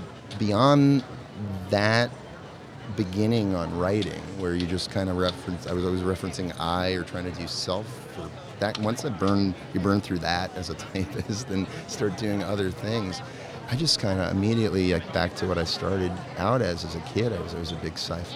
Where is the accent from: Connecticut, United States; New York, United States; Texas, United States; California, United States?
New York, United States; I'm a New York kid. I grew up in New York.